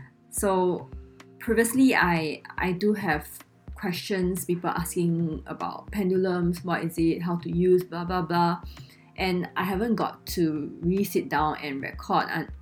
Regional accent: Singapore; accent: Singlish; both Constance and myself, we are Singaporean. So I realized that in our recording, there is our signature Singlish with the la, le, law and things like that.

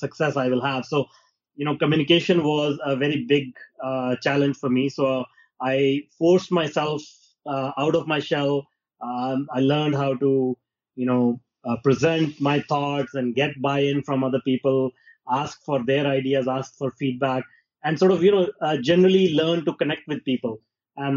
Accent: India; moved away as an adult; now in Canada; I was born in India in a small town, and I grew up there

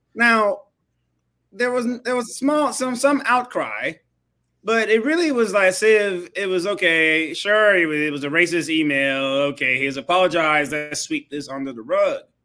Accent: Nigeria

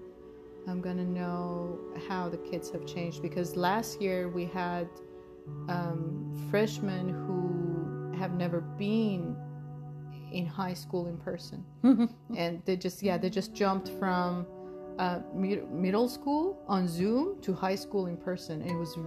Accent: Iran; now in United States; we grew up in Iran. We're sisters, as you knew from our trailer. But we grew up in Iran

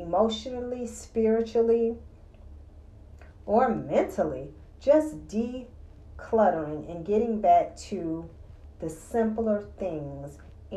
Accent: the South, United States; growing up in the South

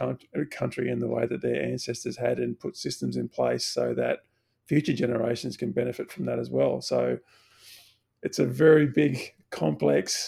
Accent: Bundaberg, Queensland, Australia; So I grew up in Bundaberg in Queensland

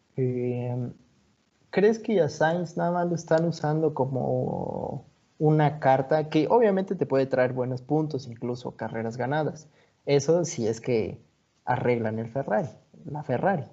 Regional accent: Mexico; siendo mexicano

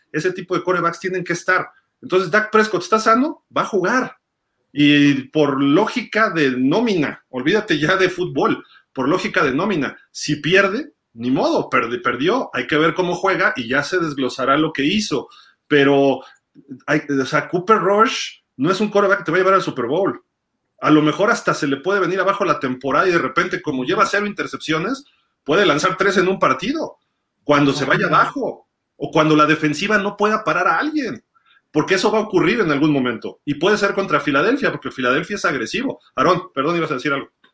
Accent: Mexico City, Mexico; mi papá nació en Tamaulipas, mi mamá en Jalisco, y pues yo sí soy chilango

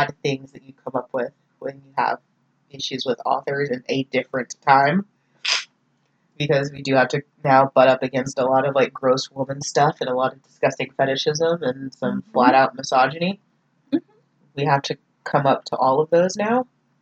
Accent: North Texas, United States; I'm from North Texas

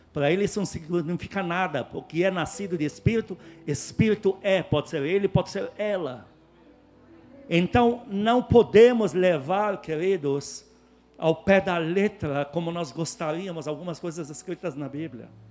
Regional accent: Lebanon; now in Brazil

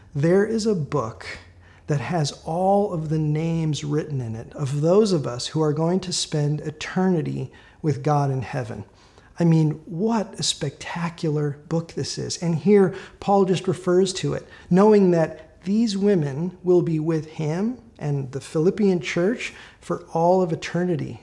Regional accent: Minneapolis, Minnesota, United States; moved away; I'm from Minneapolis. I grew up there.

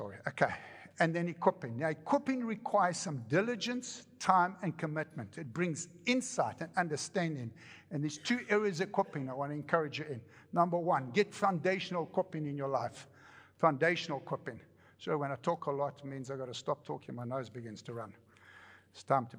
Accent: United States; I come from America.

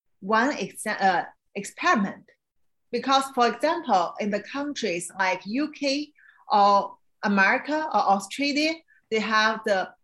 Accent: China; moved away; I understand China because I grew up in China.

